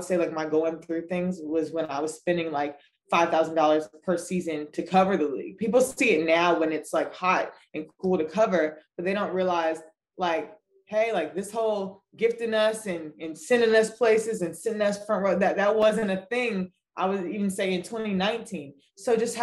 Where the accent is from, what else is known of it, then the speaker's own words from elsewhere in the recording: New York, United States; I'm from New York